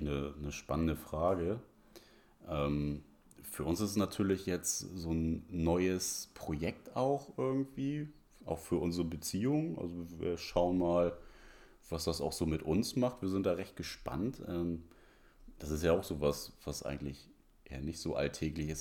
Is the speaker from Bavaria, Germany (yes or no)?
no; Hamburg, Germany; ich bin so am Rand von Hamburg aufgewachsen, in Bergedorf